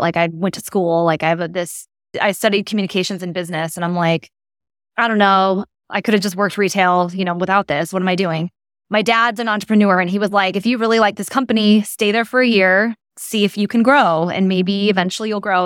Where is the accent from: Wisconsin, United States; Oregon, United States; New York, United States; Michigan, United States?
Oregon, United States; Portland; I'm originally from the Pacific Northwest, so I grew up in Portland, Oregon